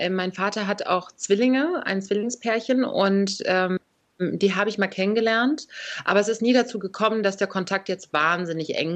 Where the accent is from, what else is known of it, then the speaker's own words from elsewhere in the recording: Berlin, Germany; accent: Berlin; Wobei ich sagen muss, ich habe diesen typischen Berliner Akzent gar nicht so sehr.